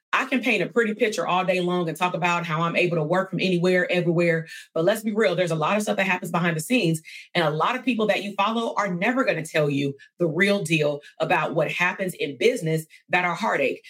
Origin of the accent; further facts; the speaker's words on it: California, United States; I'm from California